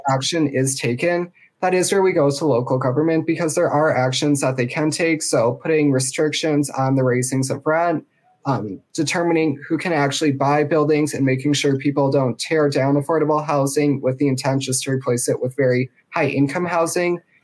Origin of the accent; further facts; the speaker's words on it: Wisconsin, United States; I am from Wisconsin